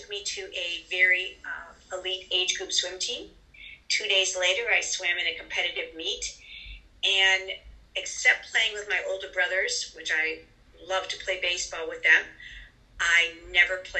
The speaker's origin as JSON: {"language": "English", "region": "New York", "country": "United States", "tie": "born or raised there", "said": "I grew up in New York"}